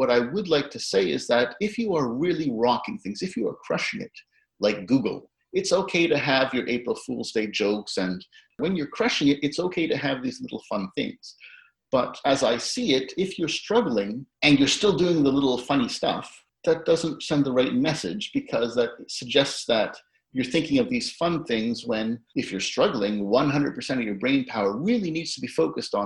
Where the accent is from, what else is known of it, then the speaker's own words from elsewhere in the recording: Canada; Being Canadian